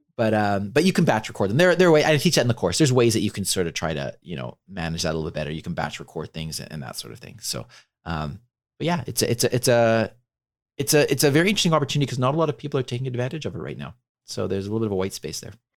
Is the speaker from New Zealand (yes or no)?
no; Canada; I'm Canadian